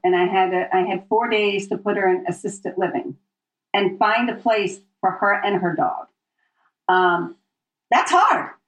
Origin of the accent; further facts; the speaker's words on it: Philadelphia, Pennsylvania, United States; moved away as an adult; also born or lived in New York City; I grew up in the Philadelphia area